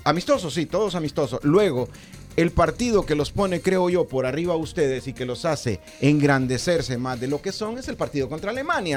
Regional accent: Honduras; siempre como hondureño teníamos la fe

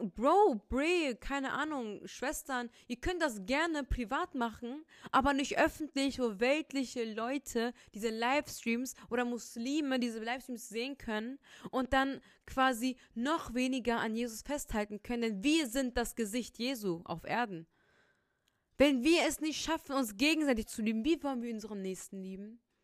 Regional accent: Rhineland, Germany; accent: Rhineland; ich bin Rheinländer, man merkt es echt in meiner Aussprache

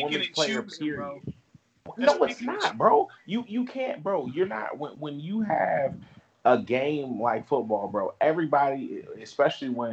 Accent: Daytona Beach, Florida, United States; being from Florida, especially Daytona, you're in between all them NFL teams, but there's not really one in your city

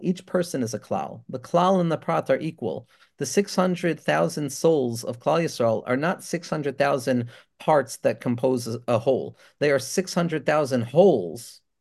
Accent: Five Towns, New York, United States; a Five Towns Jewish boy

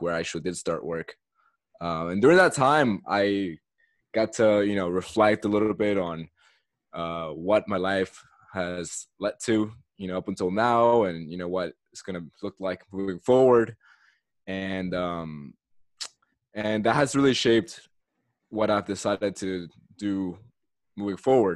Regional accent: Katy, Texas, United States; also born or lived in Caracas, Venezuela; Immigrated to the U.S. and grew up in Texas, in the same city, Katy.

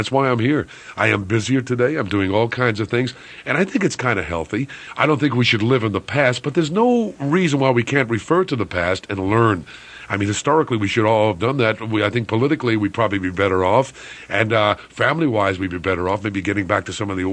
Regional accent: New York City, New York, United States; I'm a New Yorker

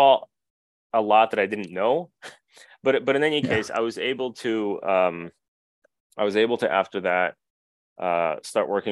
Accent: New Jersey, United States; accent: Jersey; also born or lived in Russia; I was born in Russia, and my family moved to the U.S. when I was pretty little. So I did all my school in the U.S. That's why I sound like I'm a Jersey person. I guess I am a Jersey person

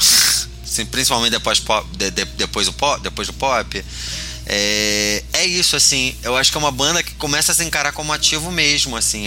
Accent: Rio de Janeiro, Brazil; now in São Paulo, Brazil; enquanto carioca em São Paulo

